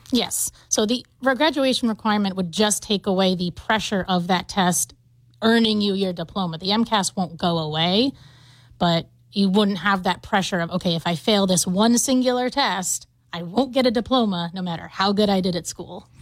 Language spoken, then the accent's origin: English; Taunton, Massachusetts, United States; I'm from Taunton, Massachusetts. That's where I grew up